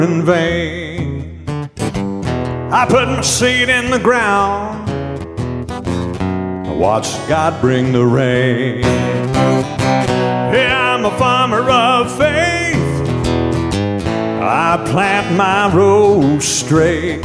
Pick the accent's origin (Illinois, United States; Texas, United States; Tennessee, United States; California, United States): Illinois, United States; Thompsonville; also born or lived in West Frankfort, Illinois; now in Benton, United States